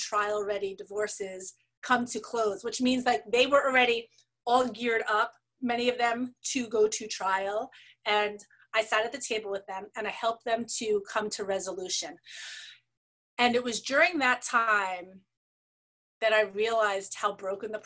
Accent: New York City, New York, United States; I grew up in New York City with parents who were very committed

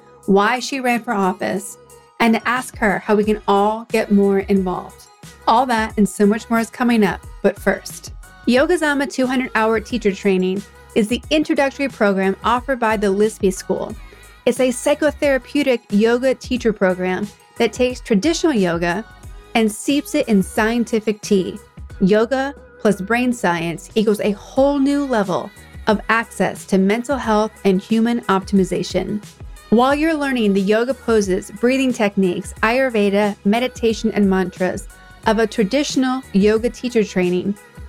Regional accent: East Coast, United States; also born or lived in California; I'm from the East Coast originally, but I've gone back and forth between California and someplace on the East Coast most of my life, and even lived abroad.

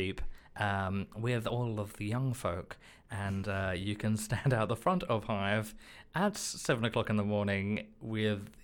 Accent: Australia; now in United Kingdom; I'm from Australia

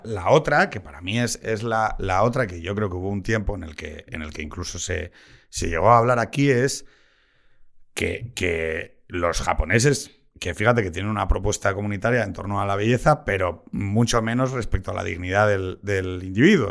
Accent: Gijón, Asturias, Spain; Yo soy de Gijón

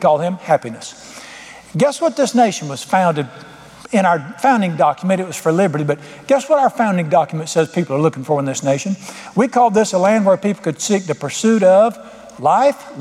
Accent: United States; being an American

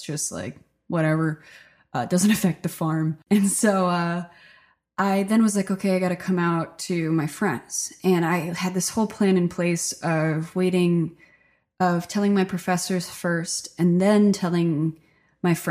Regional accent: Stockton, New Jersey, United States; now in Nashville, United States; I grew up in Stockton, New Jersey. It's a really small rural town

